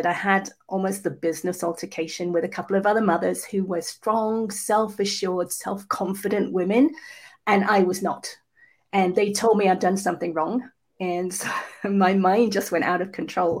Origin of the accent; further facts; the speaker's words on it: England, United Kingdom; I was actually conceived in New Zealand and then born in England.